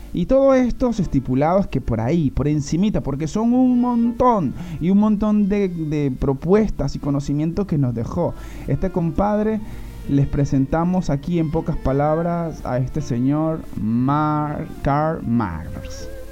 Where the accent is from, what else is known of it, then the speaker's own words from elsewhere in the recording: Venezuela; como todos los venezolanos